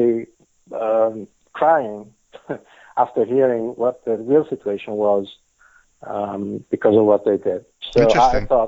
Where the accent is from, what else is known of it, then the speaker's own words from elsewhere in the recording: Italy; first language Italian; English is a second language; now in Israel; I was born and raised in Italy